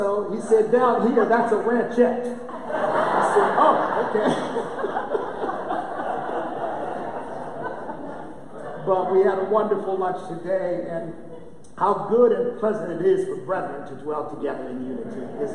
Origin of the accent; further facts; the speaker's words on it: United States; I am an American